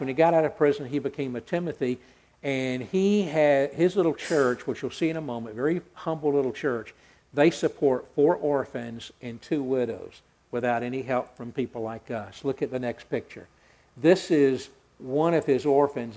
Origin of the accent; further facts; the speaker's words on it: Atlanta, Georgia, United States; I grew up hearing songs. I'm from Atlanta